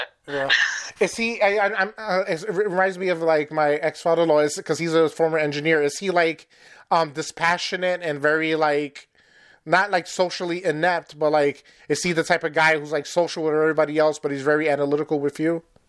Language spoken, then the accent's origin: English; New York, United States; moved away; I'm originally from New York